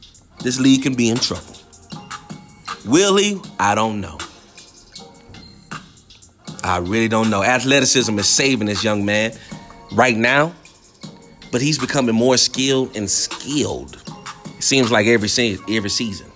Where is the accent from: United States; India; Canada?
United States; Houston, Texas; I'm from Houston